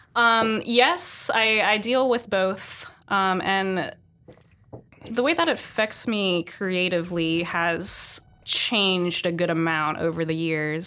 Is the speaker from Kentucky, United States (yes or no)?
no; San Jose, California, United States; moved away as an adult; being born and raised in San Jose